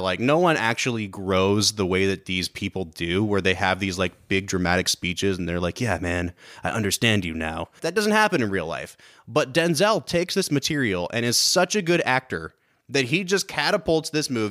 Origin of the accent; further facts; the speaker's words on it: Ohio, United States; we're from Ohio, which is a huge football state.